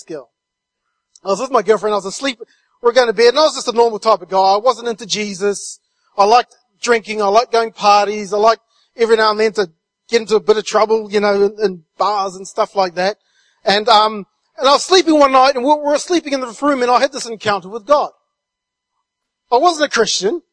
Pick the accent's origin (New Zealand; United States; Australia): New Zealand; moved away as an adult; I'm from New Zealand, And I've been over here since 1999, but back in New Zealand, I was raised in a really small rural community